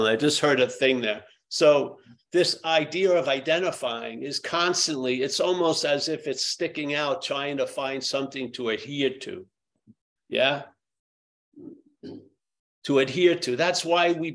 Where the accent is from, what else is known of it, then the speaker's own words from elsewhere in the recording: New York, United States; I was from New York